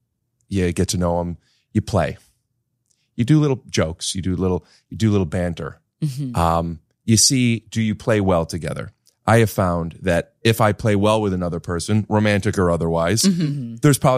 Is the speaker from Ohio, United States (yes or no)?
yes; Cleveland, Ohio, United States; now in New York City, United States; Yeah, I'm from Cleveland.